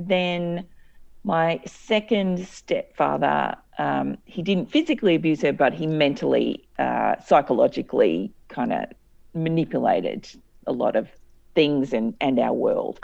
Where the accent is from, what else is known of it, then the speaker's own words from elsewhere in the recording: Cairns, Queensland, Australia; I grew up in Cairns, which is in North Queensland